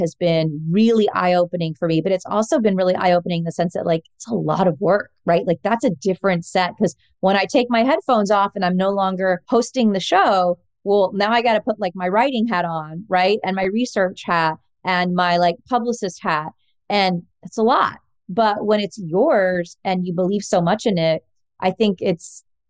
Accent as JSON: {"language": "English", "town": "Fort Worth", "region": "Texas", "country": "United States", "tie": "born or raised there", "said": "so I grew up in Fort Worth, Texas. I'm a Texan like Joseph."}